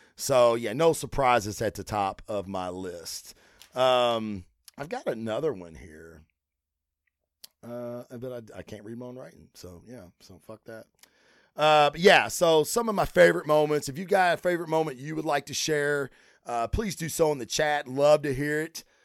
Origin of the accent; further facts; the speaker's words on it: Kentucky, United States; I'm from Kentucky